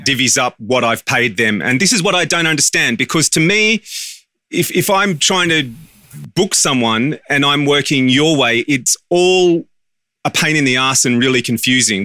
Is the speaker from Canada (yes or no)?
no; Australia; as an Australian audio engineer who books voice talent